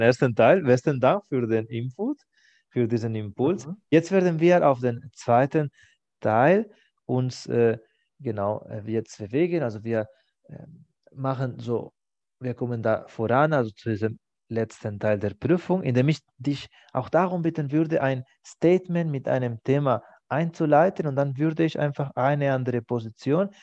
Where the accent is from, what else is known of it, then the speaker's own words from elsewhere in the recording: Spain; first language Spanish; German is a second language; now in Germany; Für mich als Spanier ist das aktuell von meinem familiären Hintergrund